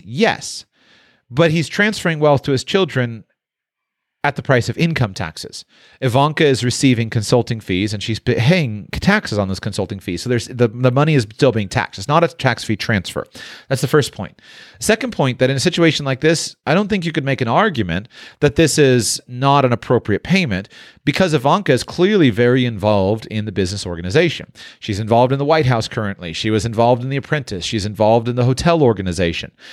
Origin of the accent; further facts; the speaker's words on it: Palm Beach, Florida, United States; it's my hometown. And so, uh, I spent a lot of time on Palm Beach. I went to school right in downtown West Palm Beach